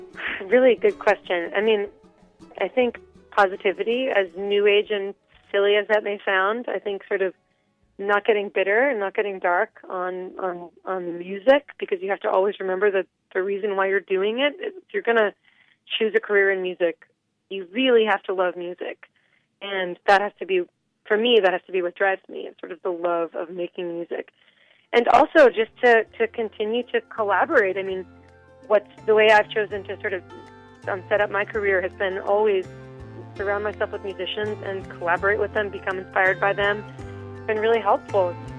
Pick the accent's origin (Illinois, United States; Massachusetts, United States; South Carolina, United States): Massachusetts, United States; Boston; I grew up in, in Boston, right, or right outside of Boston